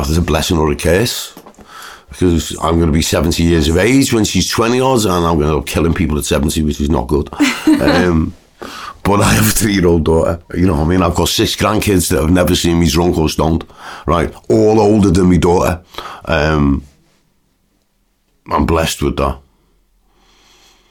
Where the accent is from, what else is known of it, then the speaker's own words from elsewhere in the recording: Liverpool, North West England, United Kingdom; I'm a Scouser.